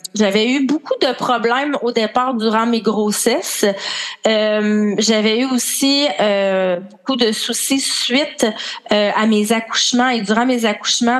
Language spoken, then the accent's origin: French; Quebec, Canada; accent: Québécois; je suis une Québécoise avec mon accent, sûrement